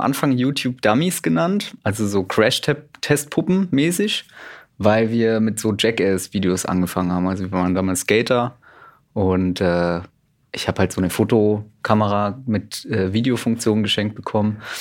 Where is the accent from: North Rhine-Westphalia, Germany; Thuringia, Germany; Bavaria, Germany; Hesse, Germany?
Bavaria, Germany; Middle Franconia, near Nuremberg; now in Cologne, Germany; ich wohne jetzt in Köln, bin aber ursprünglich Mittelfranke. Ah. Genau, von da komme ich her. Nähe Nürnberg